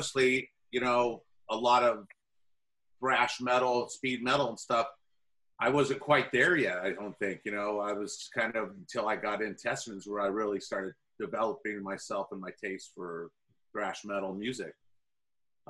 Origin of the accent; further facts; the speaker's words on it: Dublin, California, United States; I grew up in Dublin, where Zet and Phil grew up, you know, small little town, suburb